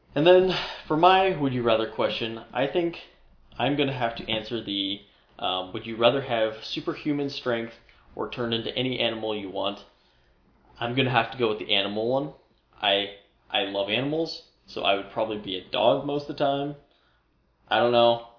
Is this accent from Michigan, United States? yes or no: no; Omaha, Nebraska, United States; moved away as an adult; now in Iowa, United States; I'm originally from the Omaha area.